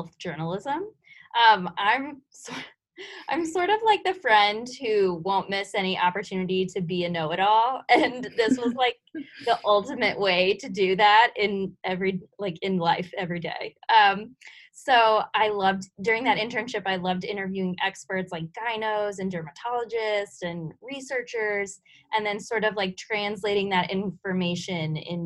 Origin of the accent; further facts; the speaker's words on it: Iowa, United States; moved away as an adult; I am originally from Iowa